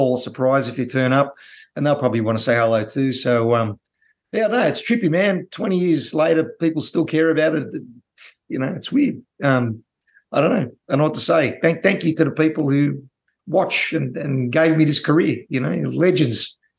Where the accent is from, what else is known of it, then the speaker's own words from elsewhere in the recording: Australia; growing up in Australia